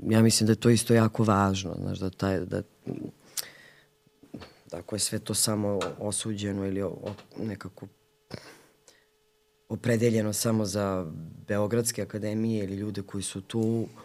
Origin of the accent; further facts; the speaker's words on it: Valjevo, Šumadija and Western Serbia, Serbia; I ona je isto rodom iz Valjeva